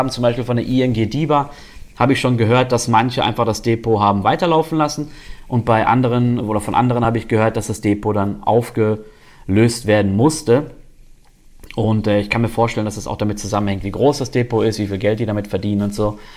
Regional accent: North Rhine-Westphalia, Germany; now in Konstanz, Germany; ich war vorher bei einem Steuerberater in meiner Heimat in Nordrhein-Westfalen

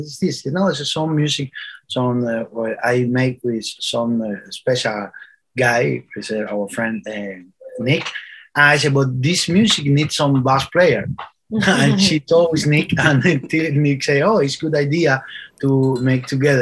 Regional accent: Cuba; English is a second language; now in Curaçao; I'm from Cuba

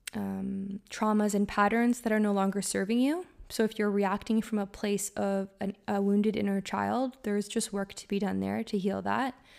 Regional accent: Canada; I'm from Canada, so our seasons are quite drastic

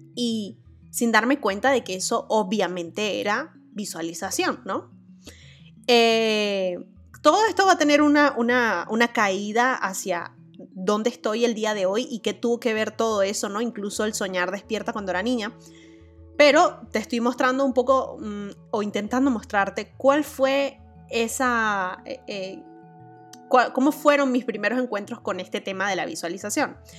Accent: Venezuela; moved away; yo actualmente esté viviendo en otro país que no es mi país natal

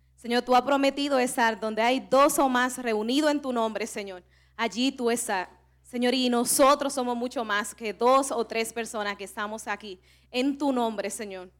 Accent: Cibao, Dominican Republic; accent: Cibaeño; somos dominicanas y que somos del Cibao

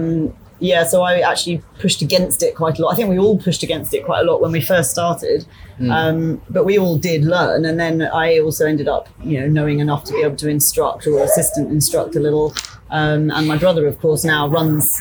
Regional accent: Isle of Wight, South East England, United Kingdom; also born or lived in Surrey, United Kingdom / Myanmar; now in Bangkok, Thailand; I was born in Surrey in the UK, but we were only there until I was about 7, I think. And then we moved to the Isle of Wight.

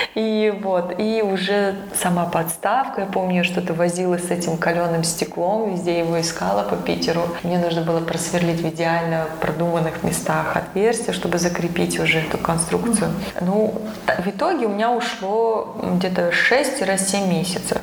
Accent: Astana, Kazakhstan; moved away as an adult; now in Almaty, Kazakhstan; я, хотя родилась в Астане, и у меня семья здесь, все родственники

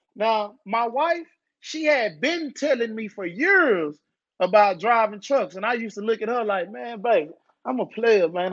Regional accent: Dallas, Texas, United States; I'm from Dallas, Texas. I'm from Oak Cliff. Uh, I grew up in the hood.

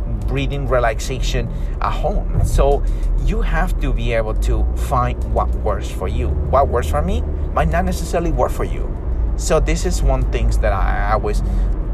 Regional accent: Peru; I'm from South America, Peru

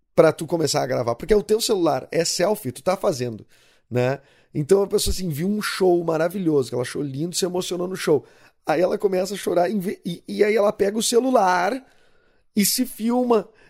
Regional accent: Rio Grande do Sul, Brazil; do Rio Grande do Sul

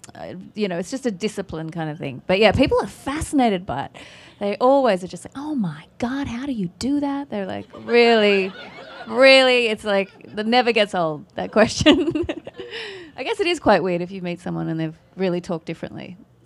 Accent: Australia; accent: Australian; It's my Australian accent. We have so much American television in Australia, so you get really used to the sound of it.

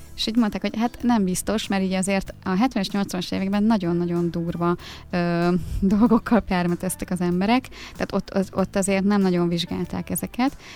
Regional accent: Dömsöd, Pest, Hungary; Én egy Dunaparti kis faluban nőttem fel, Dömsödön.

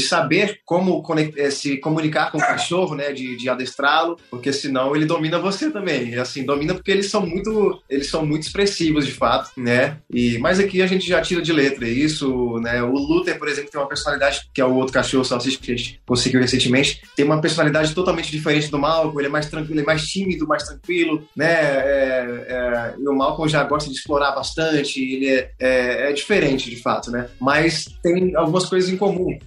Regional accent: Marabá, Pará, Brazil; Como eu sou aqui de Marabá, no Pará, e eu nunca saí daqui para nenhum outro trabalho profissional

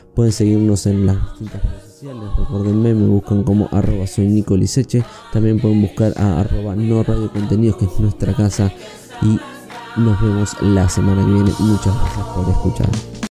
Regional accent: Rosario, Santa Fe, Argentina; Nosotros somos de Rosario

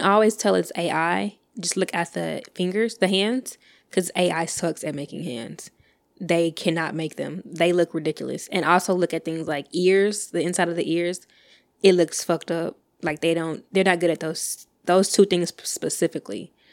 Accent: Texas, United States; I'm from Texas

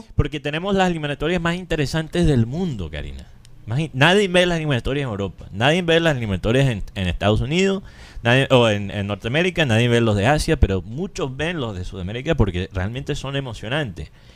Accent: Colombia

